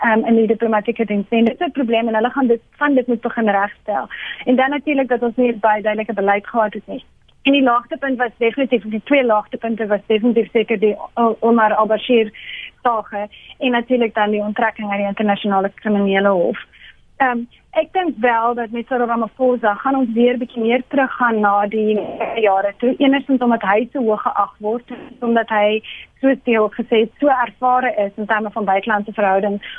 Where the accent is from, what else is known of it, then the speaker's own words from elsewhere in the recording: South Africa; as Afrikaners